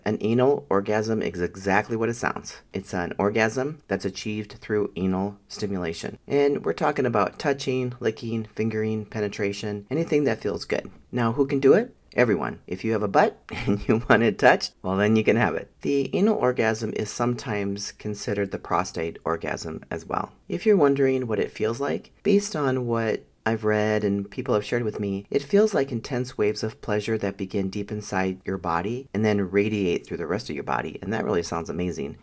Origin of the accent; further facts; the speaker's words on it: Minnesota, United States; I grew up in Minnesota, the home of the ten thousand lakes